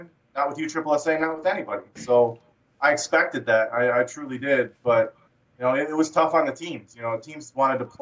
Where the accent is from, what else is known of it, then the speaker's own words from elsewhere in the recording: Michigan, United States; also born or lived in Utah; I grew up here in Michigan.